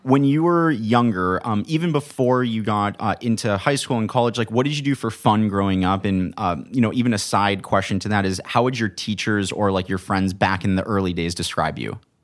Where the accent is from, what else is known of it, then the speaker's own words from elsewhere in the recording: Manhattan Beach, California, United States; also from Manhattan Beach